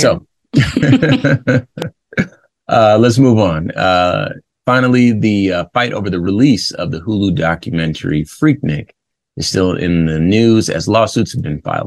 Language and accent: English; West Coast, United States; I grew up on the West Coast